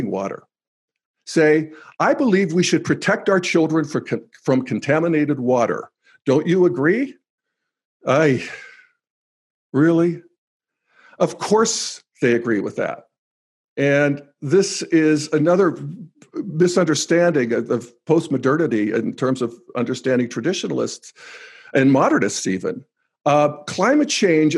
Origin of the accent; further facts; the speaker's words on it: United States; moved away as an adult; also born or lived in Youngstown, Ohio / Pittsburgh, Pennsylvania / Denver, Colorado; When I grew up in Youngstown in Pittsburgh